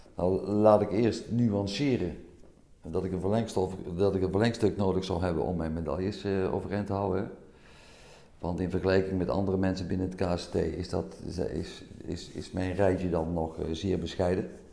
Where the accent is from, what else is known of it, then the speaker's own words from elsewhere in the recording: Meijl, Limburg, Netherlands; Ik kom uit Meijl, dat is op de grens tussen Limburg en Brabant